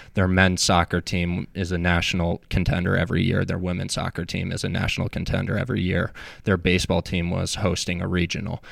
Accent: Apple Valley, Minnesota, United States; moved away as an adult; now in Charlotte, United States; I grew up in Apple Valley, Minnesota

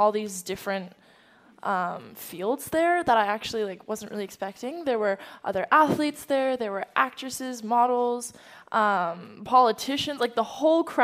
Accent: San Francisco, California, United States; also born or lived in Beijing, China; I was born in San Francisco

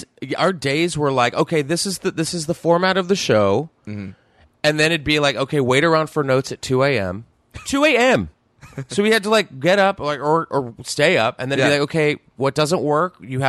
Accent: Texas, United States; Growing up in Texas

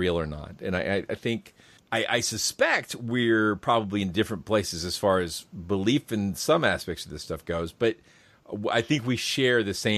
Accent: Kennesaw, Georgia, United States; my hometown of Kennesaw

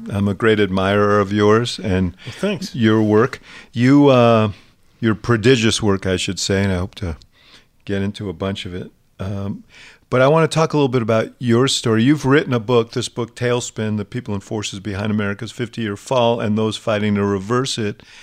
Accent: New York City, New York, United States; born or raised there

